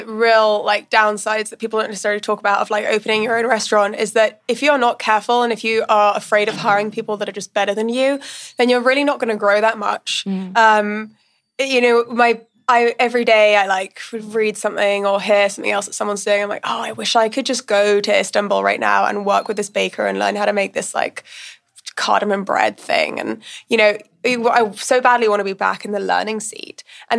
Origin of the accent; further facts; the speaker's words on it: India; also born or lived in Middle East; Like I grew up in India and in the Middle East, and I will choose Indian food or, you know, or Vietnamese or Lebanese or anything any day.